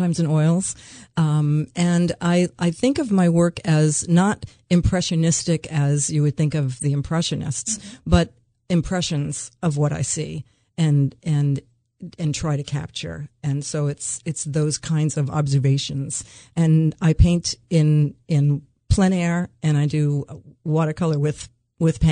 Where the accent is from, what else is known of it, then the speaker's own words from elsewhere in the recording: New York, United States; also born or lived in Phoenix, Arizona; now in Milford, Delaware, United States; We grew up in New York and we were at the beaches all summer, and then we spent 30 years of our lives in Phoenix in the desert